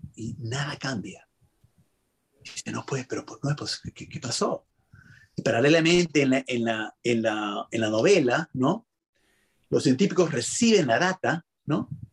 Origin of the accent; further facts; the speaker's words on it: Peru; soy peruano